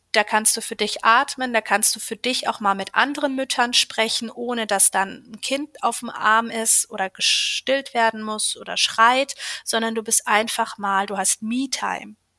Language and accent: German; Schwerte, North Rhine-Westphalia, Germany; ich komme aus Schwerte, das ist im Ruhrgebiet bei Dortmund und habe dort ein kleines Yoga-Studio seit 2020